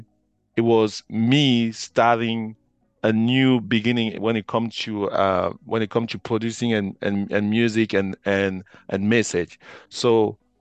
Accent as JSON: {"language": "English", "town": "Cork", "region": "Munster", "country": "Ireland", "said": "I'm from Ireland, from Cork"}